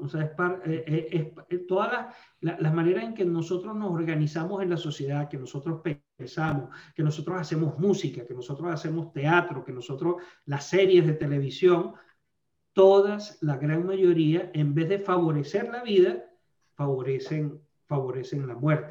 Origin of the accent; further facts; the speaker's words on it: Venezuela; moved away as an adult; now in Alabama, United States; yo soy nacido en Venezuela, soy venezolano estadounidense